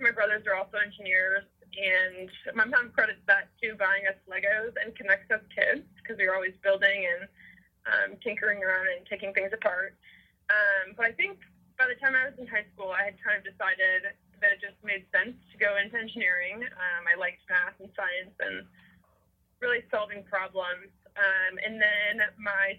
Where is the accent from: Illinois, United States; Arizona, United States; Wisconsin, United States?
Illinois, United States; Northbrook; moved away as an adult; also born or lived in Miami, Ohio; now in California, United States; I grew up in Northbrook, northern suburb of Chicago